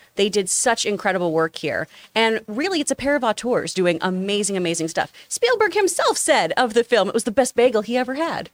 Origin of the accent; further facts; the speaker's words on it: the South, United States; when I grew up in the South